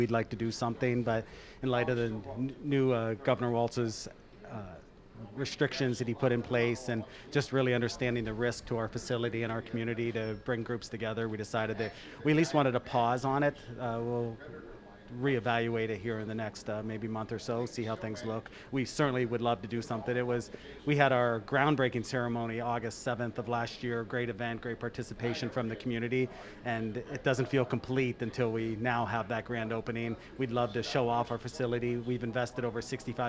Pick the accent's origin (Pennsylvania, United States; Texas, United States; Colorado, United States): Pennsylvania, United States; Erie; moved away as an adult; now in Minnesota, United States; I'm originally from Erie, Pennsylvania, so I'm used to the weather out here in Minnesota